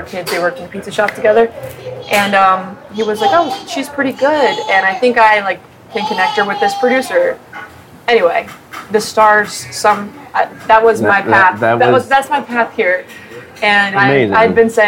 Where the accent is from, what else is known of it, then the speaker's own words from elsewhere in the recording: Huntington, West Virginia, United States; also born or lived in Philadelphia, Pennsylvania; now in Phoenixville, United States; I grew up in West Virginia.